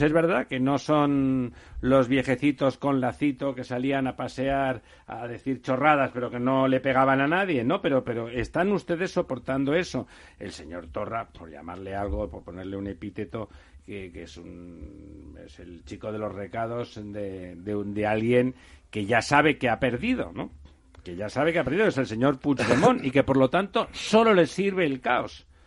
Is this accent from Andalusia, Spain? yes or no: no; Catalonia, Spain; yo soy catalán